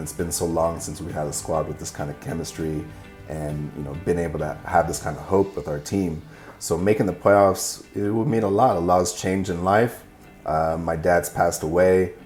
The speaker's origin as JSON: {"language": "English", "town": "Seattle", "region": "Washington", "country": "United States", "tie": "born or raised there", "said": "growing up in Seattle"}